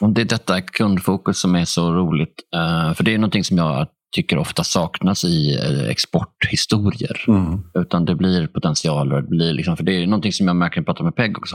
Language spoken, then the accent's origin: Swedish; Sweden; vi svenskar